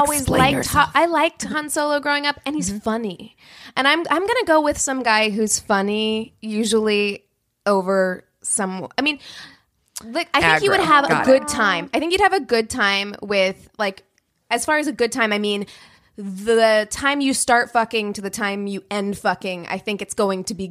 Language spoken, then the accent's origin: English; Las Vegas, Nevada, United States; I lived in Vegas whenever the Star Trek Experience came out